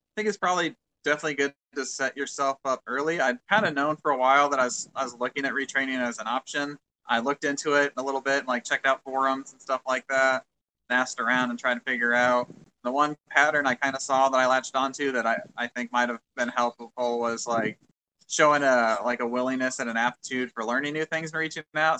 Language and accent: English; Quincy, Illinois, United States; moved away as an adult; also born or lived in Macomb, Illinois / Urbana, Illinois / Whiteman Air Force Base, Missouri; now in Honolulu, United States; I'm from Quincy, Illinois